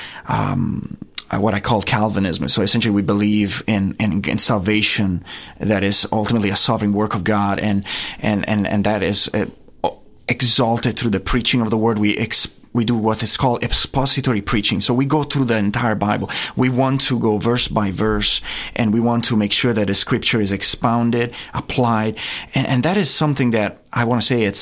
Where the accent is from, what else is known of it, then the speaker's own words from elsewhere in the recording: Castiglione del Lago, Umbria, Italy; moved away as an adult; now in Theta, Tennessee, United States; I grew up there, right in the heart of Italy, just 2 hours north of Rome.